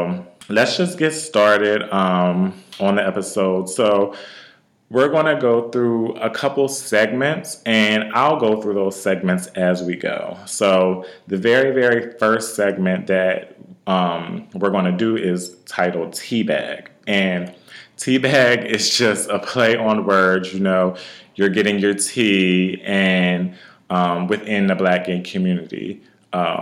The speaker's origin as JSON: {"language": "English", "town": "Wilmington", "region": "Delaware", "country": "United States", "tie": "born or raised there", "said": "I'm born and raised in Wilmington, Delaware, and I'm 20 minutes from Philadelphia."}